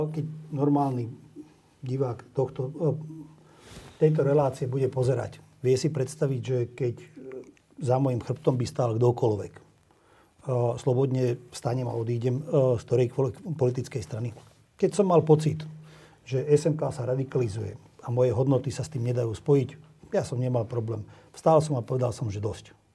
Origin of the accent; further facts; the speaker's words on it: Slovakia; Moje rodisko a mojich rodičov, prastarých rodičov je tu. Ja, ja som tu doma.